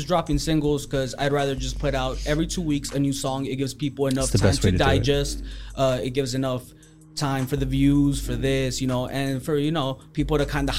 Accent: McAllen, Texas, United States; born or raised there

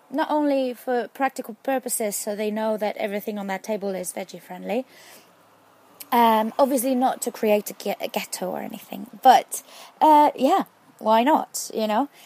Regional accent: Spain; your, uh, Spanish follower

